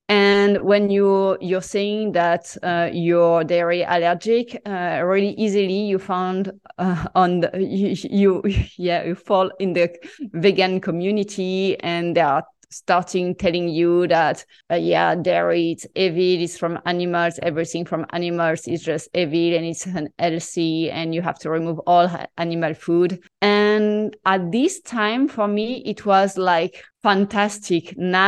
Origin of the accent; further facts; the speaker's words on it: Marseille, Provence-Alpes-Côte d'Azur, France; English is a second language; So I'm so French, and I grew up in Marseille having traditional Mediterranean diet.